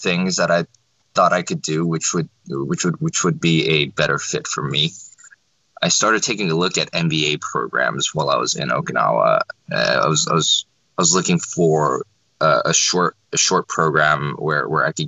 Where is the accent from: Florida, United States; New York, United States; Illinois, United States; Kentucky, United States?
Florida, United States; South; also born or lived in South Korea; I was born in Korea, lived there till I was six. Parents and I immigrated to the United States in 1995. Grew up in South Florida